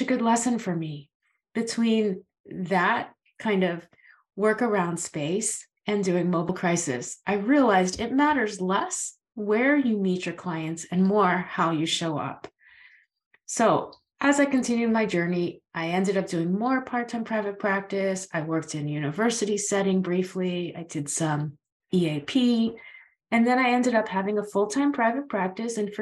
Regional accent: Florida, United States; now in Maine, United States; I live in Maine. I've been here a very long time, but I'm originally from Florida

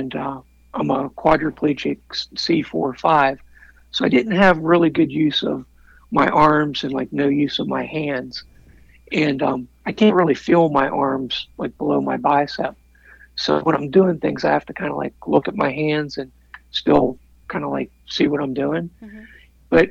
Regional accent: Pennsylvania, United States; growing up in Pennsylvania

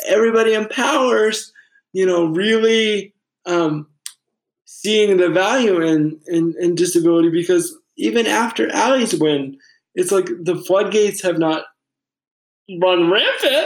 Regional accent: Fairhaven, Massachusetts, United States; I grew up in Fairhaven

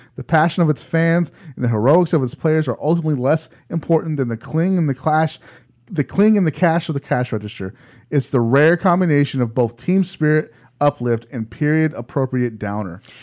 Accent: United States; we're American

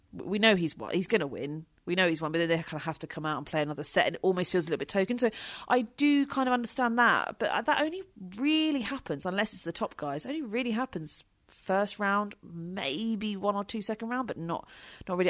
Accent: United Kingdom; we're British

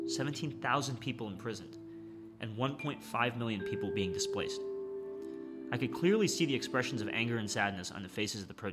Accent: Northeast, United States; I was born in the United States

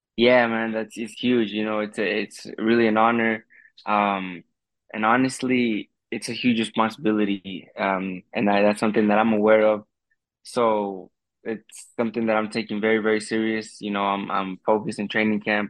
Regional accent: United States; I'm being being Mexican American

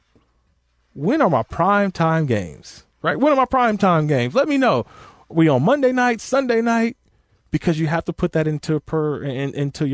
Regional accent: California, United States; a California guy, born and raised in California

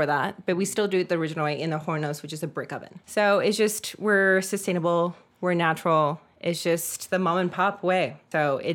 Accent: Laguna Beach, California, United States; also born or lived in Highland Park, Los Angeles; I grew up in Orange County in Laguna Beach

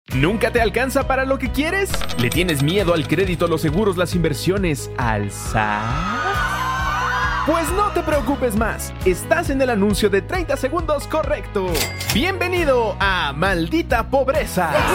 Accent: Mexico; soy de México

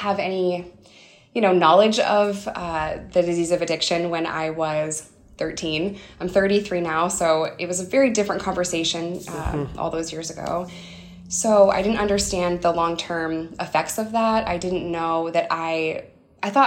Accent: upstate New York, United States; It's like 200% below the poverty line in upstate New York

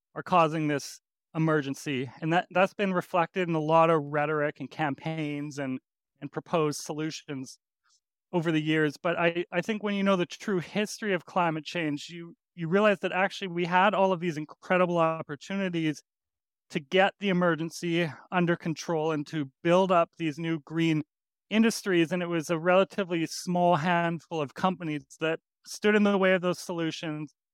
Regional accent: Edmonton, Alberta, Canada; I grew up in Alberta, in Edmonton

